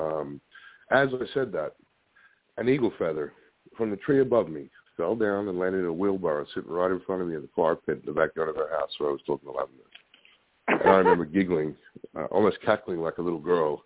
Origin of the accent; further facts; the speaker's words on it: Australia; when I was growing up in Australia